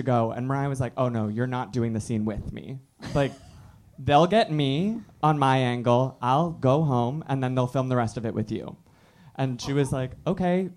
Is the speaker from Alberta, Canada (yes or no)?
no; Toronto, Ontario, Canada; I grew up in Toronto